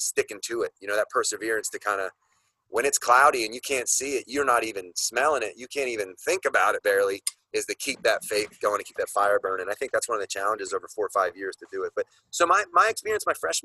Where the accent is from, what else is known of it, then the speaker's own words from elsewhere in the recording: State College, Pennsylvania, United States; my hometown in State College